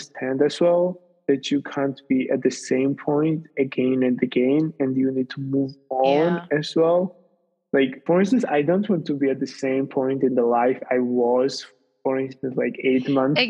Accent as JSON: {"language": "English", "town": "Tbilisi", "country": "Georgia", "tie": "born or raised there", "also_born_or_lived": "Italy", "moved": "as an adult", "said": "I have not been in Georgia, in my hometown Tbilisi, for approximately 2 years."}